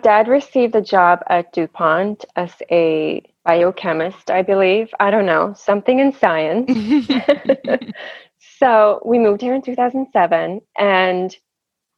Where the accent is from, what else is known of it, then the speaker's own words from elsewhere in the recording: Sweden; also born or lived in Boston; now in New York City, United States; I'm originally from Sweden.